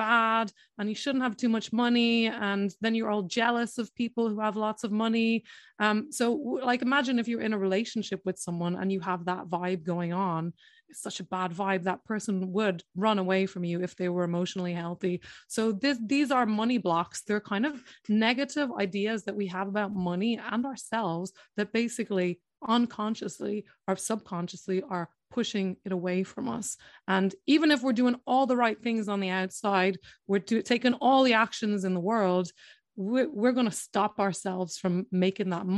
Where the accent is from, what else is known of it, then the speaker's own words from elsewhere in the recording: Ireland; first language English; moved away as an adult; also born or lived in London; I'm in Ireland, and which is where I'm from.